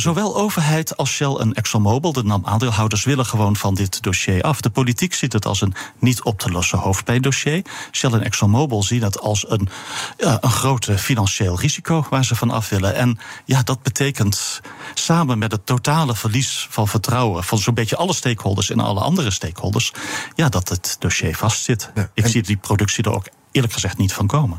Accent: Netherlands; als Europeaan en als Nederlander

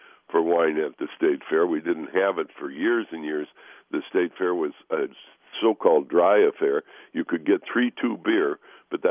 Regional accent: Chicago, Illinois, United States; now in Minnesota, United States; I grew up in the Chicago suburbs

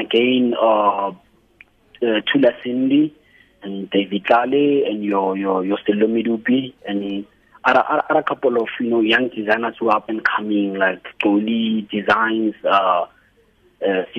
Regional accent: Hammanskraal, Gauteng, South Africa; also born or lived in Erasmus; I grew up in Hammanskraal. I'm born in Hammanskraal.

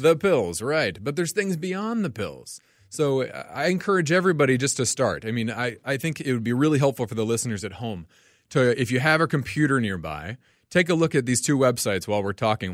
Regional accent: Franklin, Tennessee, United States; moved away as an adult; now in Minnesota, United States; I'm originally from Tennessee, a town south of Nashville called Franklin.

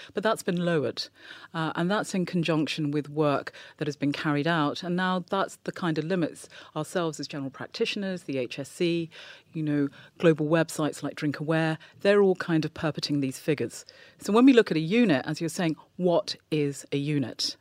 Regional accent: England, United Kingdom; I was born and growing up in England

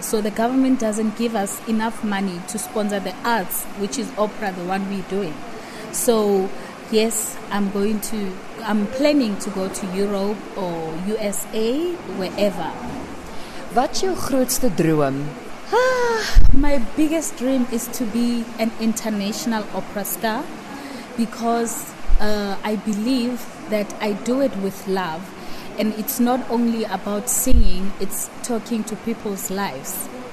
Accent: Limpopo, South Africa; moved away as an adult; also born or lived in Pretoria; I'm from Limpopo originally. Uh, I grew up in Limpopo. I went to school in Limpopo

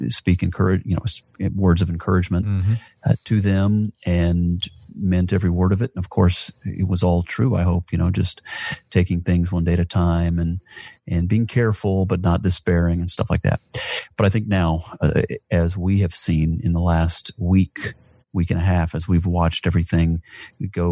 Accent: Atlanta, Georgia, United States; I love my hometown of Atlanta, Georgia, always have

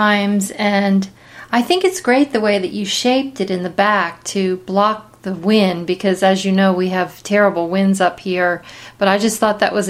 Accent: Victor Valley, California, United States; whenever I tell anybody I'm from the Victor Valley

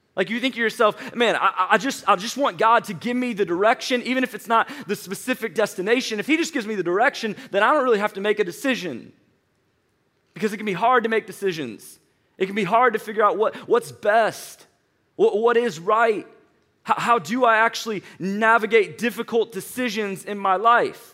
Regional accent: St. Louis, Missouri, United States; moved away as an adult; now in Atlanta, United States; was born and raised in Saint Louis, Missouri

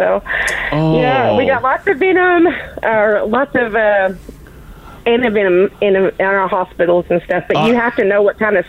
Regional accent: the South, United States; moved away; because I'm from the South.

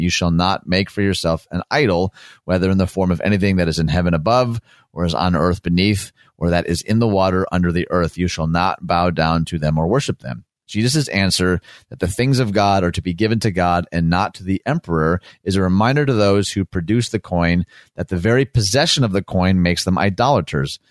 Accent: Michigan, United States; my home state, America's high five of Michigan.

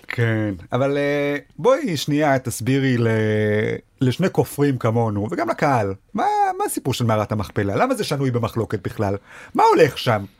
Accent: Rishon LeZion, Central District, Israel; moved away as an adult; also born or lived in Sderot / Jerusalem; now in Tel Aviv, Israel; כל חיי גדלתי בראשון.

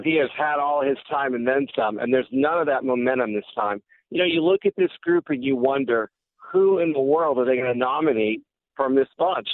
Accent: California, United States; which is what I was taught as a school child growing up in California

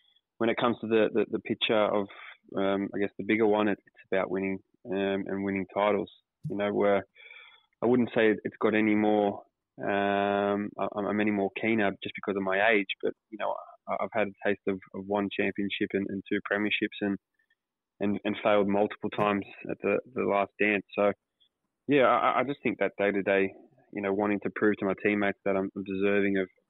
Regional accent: Sydney, New South Wales, Australia; also born or lived in Auburn, Sydney / Kings Park, Sydney; I was born in Auburn, but we quickly moved over to the west of Sydney, place called Kings Park, roughly when I was about one or two, and then found a proper home in Kings Langley

